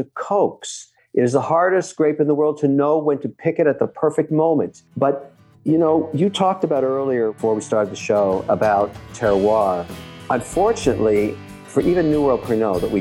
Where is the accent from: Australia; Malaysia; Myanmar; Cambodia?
Cambodia; Phnom Penh; moved away; when I was growing up in Phnom Penh, Cambodia, which was a French colony for a long time